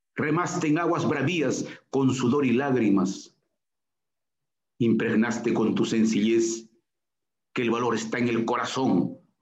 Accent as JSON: {"language": "Spanish", "town": "Chiquián", "region": "Ancash", "country": "Peru", "tie": "born or raised there", "said": "primera comunión en mi pueblo natal, Chiquián"}